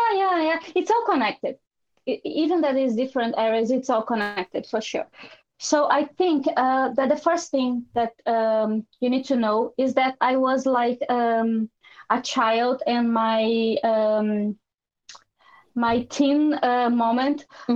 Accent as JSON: {"language": "English", "country": "Brazil", "also_born_or_lived": "Ireland / London / Italy", "moved": "yes", "lives_now": "Portugal", "said": "I'm from Brazil"}